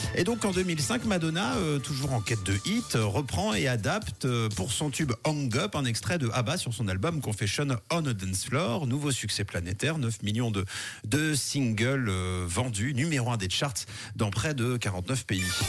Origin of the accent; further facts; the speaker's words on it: Switzerland; chez nous en Suisse